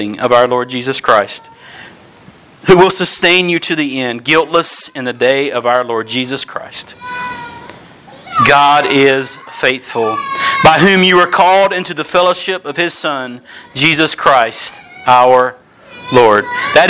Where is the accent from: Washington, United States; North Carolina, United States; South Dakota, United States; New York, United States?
North Carolina, United States; Kinston; moved away as an adult; also born or lived in Greenville, North Carolina; now in Northern Virginia, United States; I was born and raised in Kinston, North Carolina.